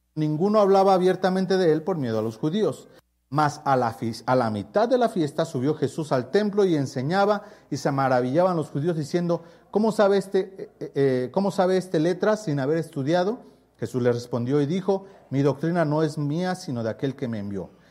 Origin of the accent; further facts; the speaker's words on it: Mexico; es mi pueblo